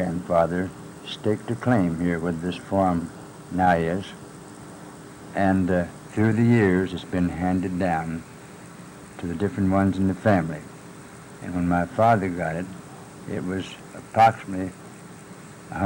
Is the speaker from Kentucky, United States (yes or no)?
yes; Patton Creek community, Oldham County, Kentucky, United States; In the Patton Creek community of Oldham County